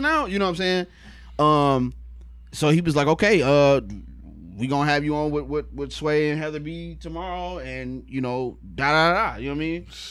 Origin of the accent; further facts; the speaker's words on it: Cleveland, Ohio, United States; they know I'm from Cleveland, so they're like, man, you got like a Midwest flow